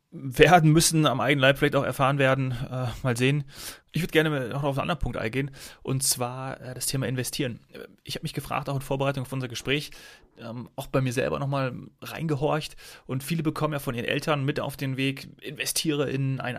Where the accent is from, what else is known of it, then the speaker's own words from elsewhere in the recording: Frankfurt, Hesse, Germany; Ja, oder äh, zurück in meine alte Heimat Frankfurt.